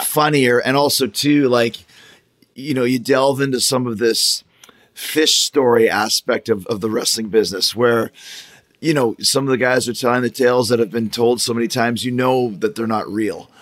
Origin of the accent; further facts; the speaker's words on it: Winnipeg, Manitoba, Canada; that's where I grew up was in Winnipeg.